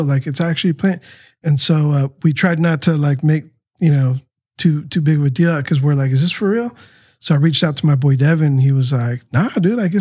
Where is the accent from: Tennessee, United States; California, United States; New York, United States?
California, United States; San Diego; also born or lived in Tijuana, Mexico; the street that we grew up on Maitland